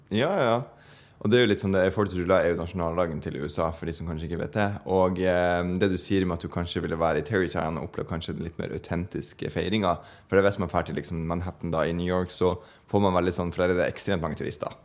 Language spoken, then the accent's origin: Norwegian; Bodø, Nordland, Norway; Bodø by, der jeg er fra